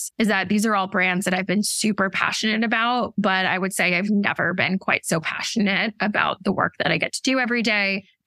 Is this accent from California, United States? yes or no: no; outside of Boston, Massachusetts, United States; moved away as an adult; also born or lived in Washington, D.C.; now in Brooklyn, New York, United States; I grew up outside of Boston